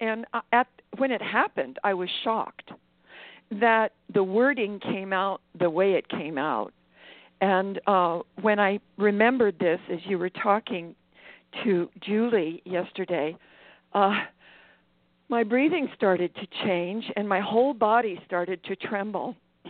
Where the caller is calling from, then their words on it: Maui, Hawaii, United States; I'm calling from Maui.